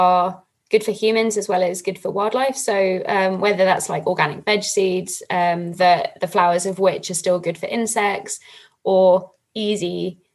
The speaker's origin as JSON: {"language": "English", "region": "London", "country": "United Kingdom", "moved": "yes", "lives_now": "Scotland, United Kingdom", "said": "I come from London and a very built up part of London, when I first moved to Scotland"}